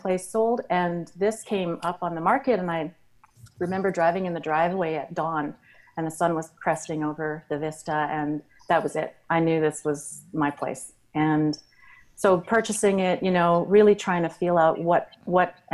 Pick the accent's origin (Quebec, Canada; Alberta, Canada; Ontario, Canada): Alberta, Canada; moved away as an adult; also born or lived in Australia; now in Kamloops, Canada; I was born in Australia and moved around the world and grew up in Alberta.